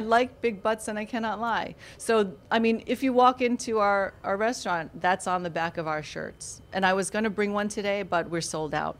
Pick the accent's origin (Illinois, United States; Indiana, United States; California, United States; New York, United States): New York, United States; now in Florida, United States; I grew up in New York actually